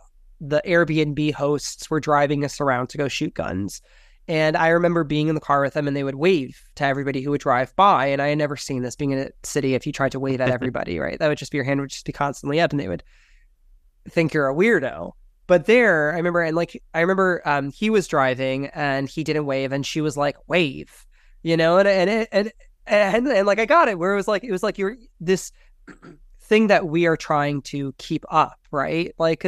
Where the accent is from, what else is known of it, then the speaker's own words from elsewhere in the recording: Salt Lake City, Utah, United States; also born or lived in Miami; growing up in Salt Lake City, there is the Founders Day parade. Growing up in Miami, we didn't have parades.